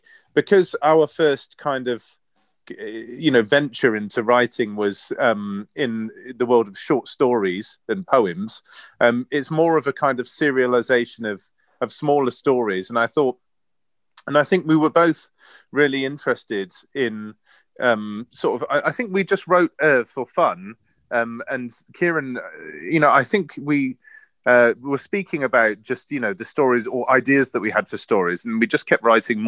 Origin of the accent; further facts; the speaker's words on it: Cheltenham, South West England, United Kingdom; moved away; also born or lived in London; We grew up in Cheltenham on the other side of England